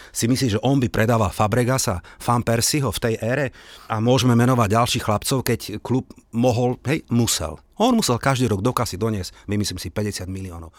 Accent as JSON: {"language": "Slovak", "country": "Slovakia", "said": "ja samozrejme som Slovák a nie som tam nejaký e, London boy"}